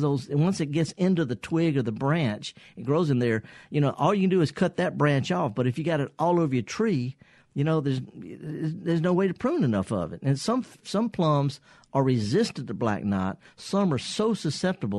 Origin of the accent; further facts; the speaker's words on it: the Mississippi Delta, United States; I'm from the Delta, by the way. I'm born and raised